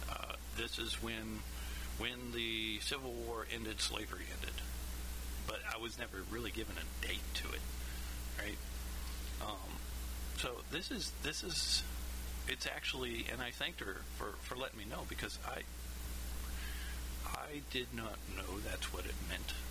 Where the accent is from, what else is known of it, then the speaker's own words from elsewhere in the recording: Kansas, United States; growing up in Kansas, I mean, we're not the South, we're not the North, we're we're just kind of there, right?